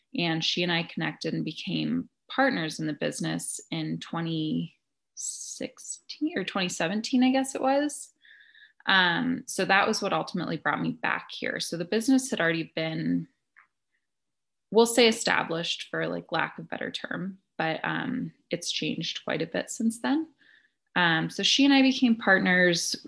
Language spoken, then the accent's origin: English; Boulder, Colorado, United States; I'm actually from Colorado originally. I grew up in Boulder